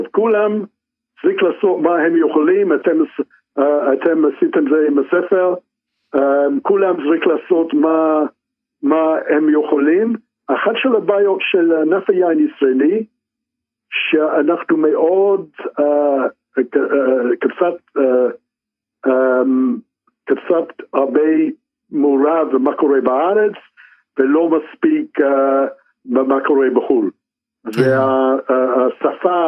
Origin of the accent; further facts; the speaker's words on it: Israel; לא לחשוב לא זרקים כי, כי אנחנו ישראלים.